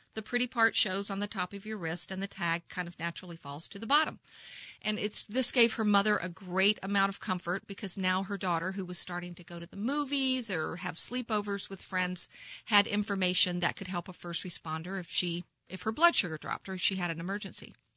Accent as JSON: {"language": "English", "town": "Kansas City", "region": "Missouri", "country": "United States", "tie": "born or raised there", "said": "I grew up in the Northland"}